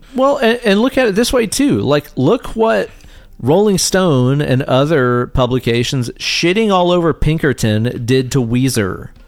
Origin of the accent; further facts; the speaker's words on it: East Tennessee, United States; we grew up here in East Tennessee